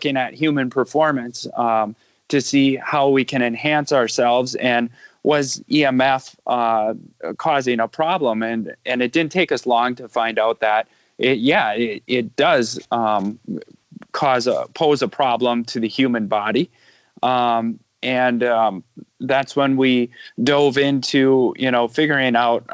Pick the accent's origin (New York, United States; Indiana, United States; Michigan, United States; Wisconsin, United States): Wisconsin, United States; I am from Wisconsin, just a Midwestern, you know, kid that grew up on a farm